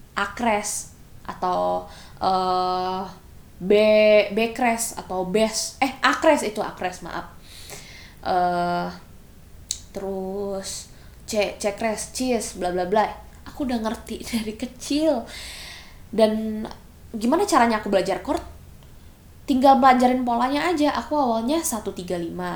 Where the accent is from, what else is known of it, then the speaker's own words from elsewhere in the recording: Sentul, Bogor Regency, West Java, Indonesia; also born or lived in Jakarta / Philippines (mother's origin); aku dulu masih tinggal di Jakarta sebelum aku pindah ke Sentul ke Kabupaten Bogor